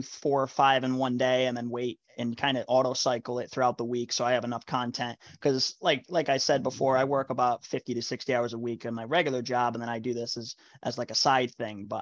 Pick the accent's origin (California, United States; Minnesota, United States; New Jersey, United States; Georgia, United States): New Jersey, United States; moved away; I'm actually originally from New Jersey.